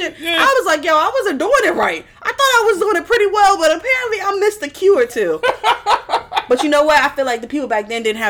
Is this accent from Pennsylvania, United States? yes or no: yes; Philadelphia, Pennsylvania, United States; I'm from North Philly